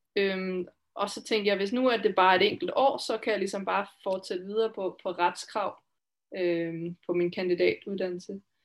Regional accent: Denmark; moved away as an adult; also born or lived in Finland; now in Switzerland; jeg kommer altså fra Danmark

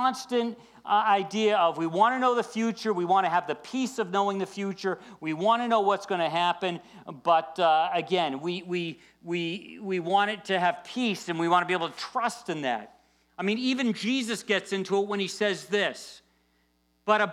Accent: United States; we're born in the USA

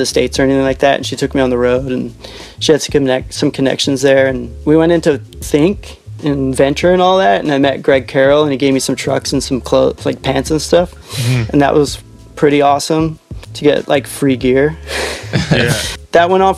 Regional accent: Ottawa, Ontario, Canada; moved away; also born or lived in Vancouver / Whistler; I grew up in Ottawa

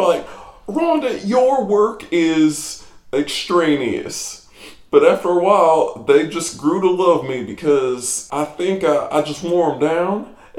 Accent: Lexington, Kentucky, United States; accent: southern; I am from Lexington, Kentucky.

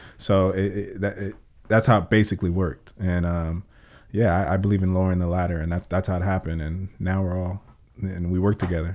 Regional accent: Oxnard, California, United States; I was born and raised on the South, and I grew up on the South

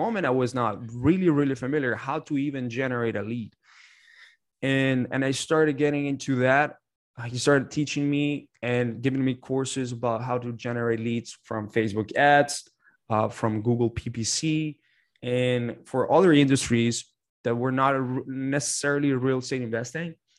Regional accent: Canada; moved away as an adult; also born or lived in Ottawa; now in United States; majority of my life, I grew up in Canada

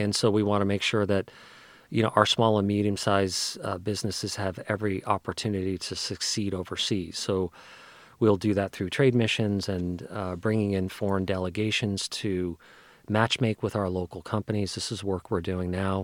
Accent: New Jersey, United States; also born or lived in Bronx, New York; now in Seattle, United States; I grew up in New Jersey

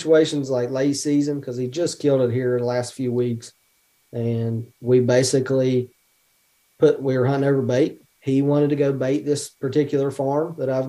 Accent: West Virginia, United States; now in Ohio, United States; we're from West Virginia, but we live in Ohio

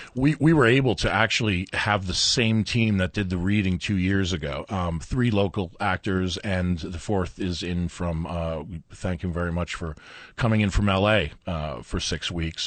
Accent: New York, United States; now in Albuquerque, United States; I grew up in New York

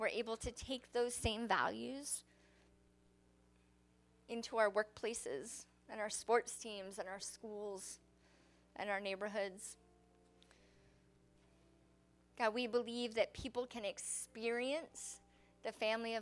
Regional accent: United States; I love being an American.

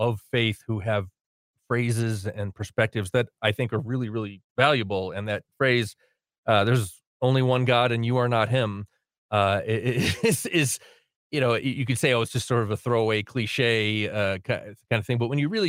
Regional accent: New England, United States; now in New Mexico, United States; I come from New England, where colonial history is a big deal.

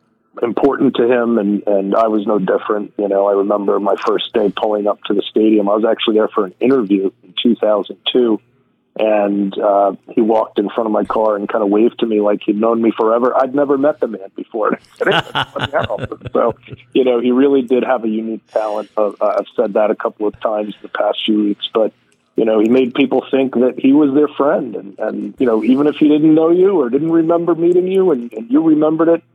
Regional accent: Long Island, New York, United States; when I was growing up here

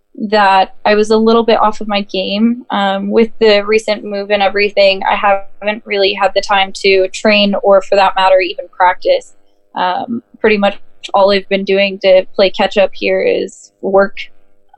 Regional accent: Minnesota, United States; also born or lived in California; I am originally from Minnesota, born and raised

